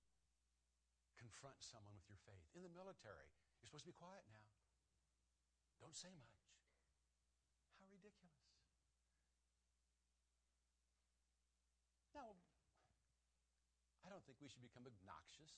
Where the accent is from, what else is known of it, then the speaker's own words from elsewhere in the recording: United States; as American Christians